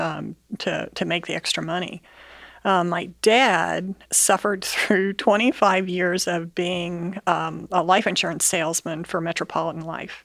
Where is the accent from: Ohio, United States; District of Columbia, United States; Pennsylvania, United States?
Ohio, United States; Bellefontaine; I grew up in Bell Fountain, Ohio